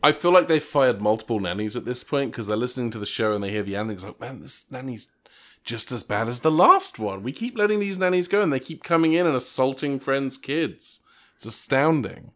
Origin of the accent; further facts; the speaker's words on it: England, United Kingdom; moved away; the high school in the town I grew up in in England